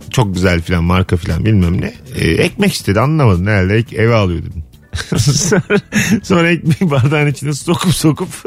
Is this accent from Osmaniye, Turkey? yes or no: no; Ankara, Turkey; Yok ben de Ankaralıyım abi.